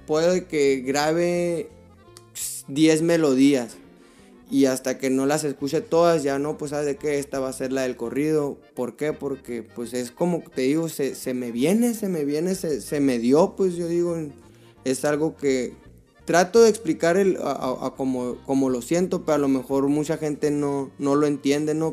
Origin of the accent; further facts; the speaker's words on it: Tucson, Arizona, United States; yo nací aquí en Tucson, Arizona. Aquí, aquí fui criado.